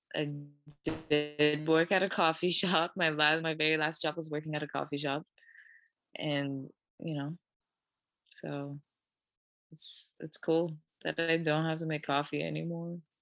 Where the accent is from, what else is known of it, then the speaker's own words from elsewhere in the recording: Vancouver, British Columbia, Canada; moved away as an adult; also born or lived in Toronto; i grew up in vancouver